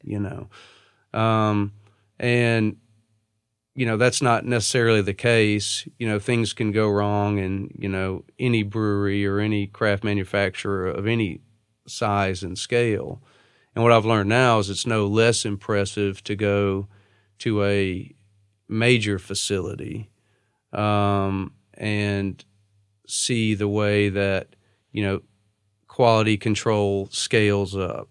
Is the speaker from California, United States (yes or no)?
no; Natchitoches, Louisiana, United States; moved away as an adult; also born or lived in New Orleans, Louisiana; now in Nashville, United States; I grew up in Natchitoches, Louisiana, uh, which is located in Northwest Louisiana